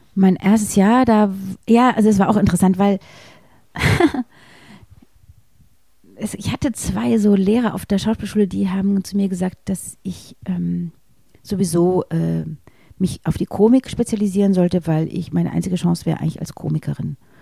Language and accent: German; near Munich, Bavaria, Germany; in dem Ort, wo ich groß geworden bin, in, in der Nähe von München